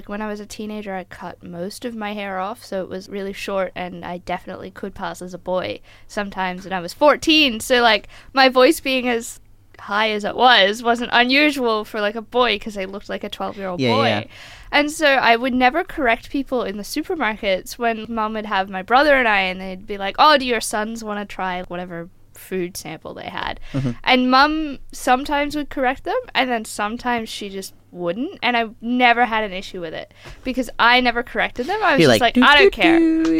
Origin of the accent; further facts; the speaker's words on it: Queensland, Australia; also born or lived in Melbourne; I am a Queenslander. I was born in northern Queensland, so that's that. But I did start school in Melbourne, so we won't hold that against me.